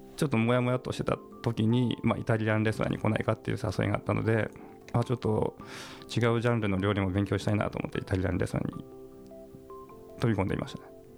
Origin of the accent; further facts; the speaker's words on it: Toyama, Japan; 僕が生まれ育ったところ